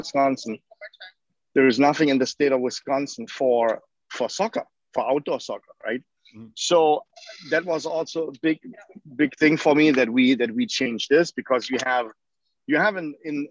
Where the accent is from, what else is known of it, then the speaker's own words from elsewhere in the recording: Leverkusen, North Rhine-Westphalia, Germany; moved away as an adult; now in Milwaukee, United States; I grew up in Leverkusen, Germany